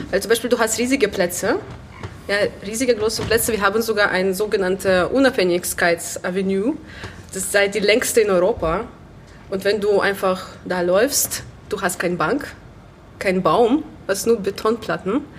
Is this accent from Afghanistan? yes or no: no; Minsk, Belarus; now in Germany; ich komme ursprünglich aus Belarus, früher als Weißrussland hier bekannt. Ähm, ich komme aus der Hauptstadt Minsk. Genau, ich bin dort aufgewachsen und erst seit sechs Jahren bin ich hier in Deutschland.